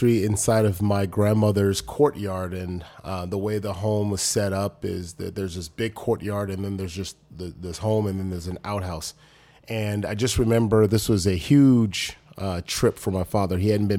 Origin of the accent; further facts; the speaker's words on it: Los Angeles, California, United States; I think about the struggles personally that I had growing up in South Central Los Angeles and Crenshaw, and then just moving my way up.